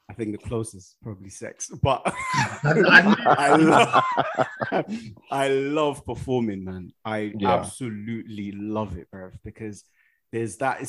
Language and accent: English; Nigeria; I'm a Nigerian guy